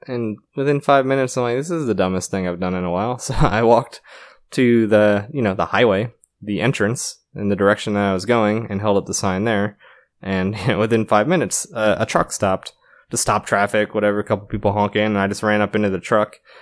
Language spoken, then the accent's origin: English; Connecticut, United States; moved away as an adult; also born or lived in New York / Florida / New York City; I grew up around New York City within an hour, uh, mostly Connecticut, also New York